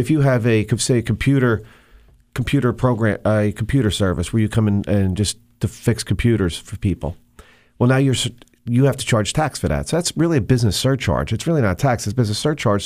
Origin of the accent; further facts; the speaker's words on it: Monmouth County, New Jersey, United States; I grew up in Monmouth County, New Jersey